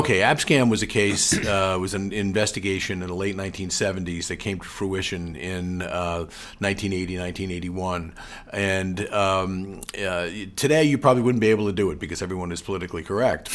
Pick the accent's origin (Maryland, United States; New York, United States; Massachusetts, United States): New York, United States; New York City; I grew up in Bay Ridge